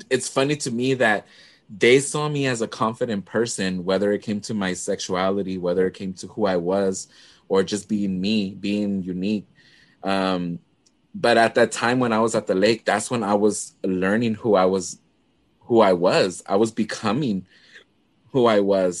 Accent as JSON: {"language": "English", "town": "Dallas", "region": "Texas", "country": "United States", "tie": "born or raised there", "also_born_or_lived": "Puerto Rico", "accent": "Chicano", "said": "I grew up in Oak Cliff"}